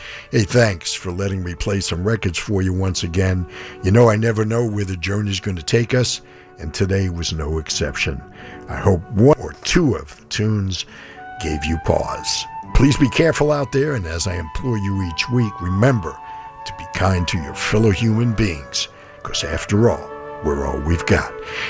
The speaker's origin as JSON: {"language": "English", "town": "New York City", "region": "New York", "country": "United States", "tie": "born or raised there", "moved": "yes", "said": "I grew up in New York City where there were quite a few people who had pigeons as pets"}